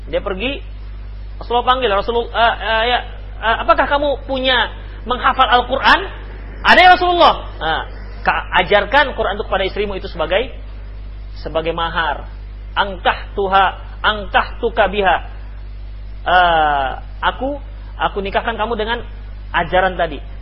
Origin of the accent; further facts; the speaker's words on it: Padang, West Sumatra, Indonesia; ini salah kalau kami orang Padang habis barale habis pesta bayuang baru untuang